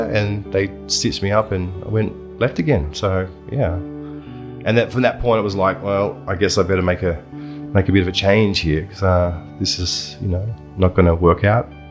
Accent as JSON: {"language": "English", "town": "Buninyong", "region": "Victoria", "country": "Australia", "tie": "born or raised there", "also_born_or_lived": "Ballarat / China", "moved": "as an adult", "said": "I grew up in Buninyong from the age of 12 onwards, and then I moved into Ballarat for a few years there"}